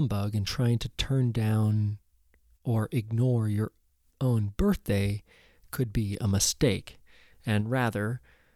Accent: Oregon, United States; I was lucky enough to just grow up here

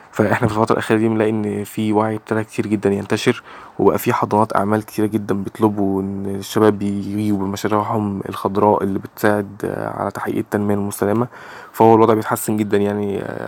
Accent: Egypt; 21 سنه من مصر

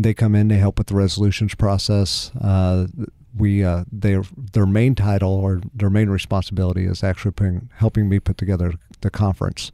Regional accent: Pleasant Hill, Missouri, United States; also born or lived in Springfield, Missouri; I grew up in the Kansas City area, Cass County, so not far from, from where you're from.

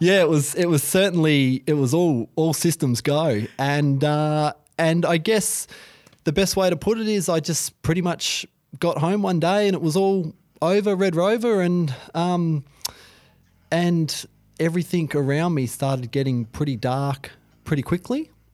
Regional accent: Hobart, Tasmania, Australia; I grew up in Hobart.

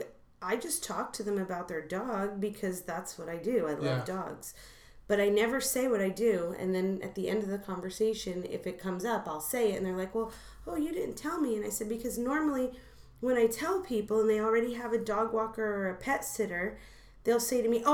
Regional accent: New Jersey, United States; now in Los Angeles, United States; I'm from Jersey

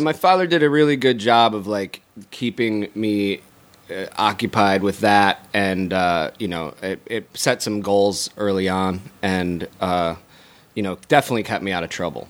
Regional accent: Syracuse, New York, United States; moved away as an adult; also born or lived in Scotland; now in Los Angeles, United States; I grew up in Syracuse, New York.

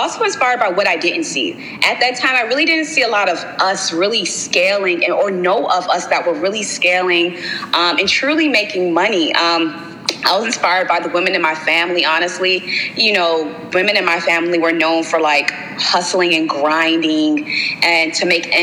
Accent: Baltimore, Maryland, United States; I'm from Baltimore

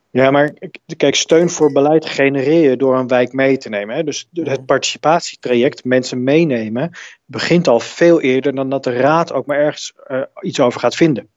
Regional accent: Netherlands

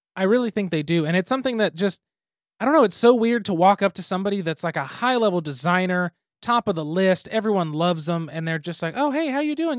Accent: Midwest, United States; I'm from the Midwest

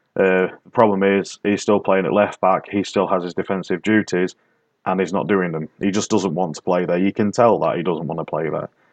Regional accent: the North of England, United Kingdom; accent: Northern; It's my Northern accent.

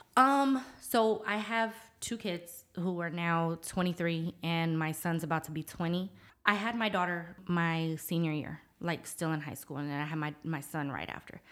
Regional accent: Norfolk, Virginia, United States; moved away as an adult; now in San Antonio, United States; I was raised in Norfolk, Virginia

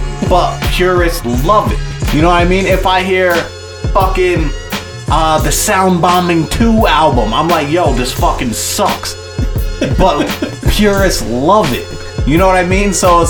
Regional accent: New York, United States; we're all from New York

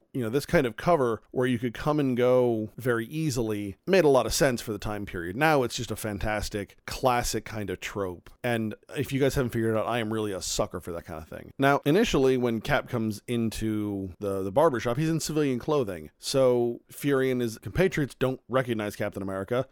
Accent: United States; we as the American people

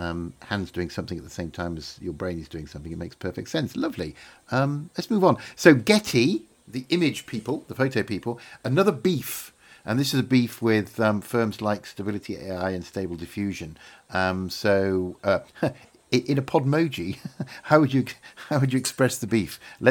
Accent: Yorkshire and the Humber, United Kingdom; As a young boy, maybe 10, 12 years old, growing up in Yorkshire

